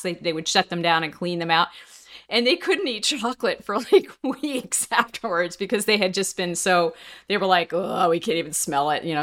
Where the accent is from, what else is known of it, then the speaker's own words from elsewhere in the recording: New Jersey, United States; growing up in New Jersey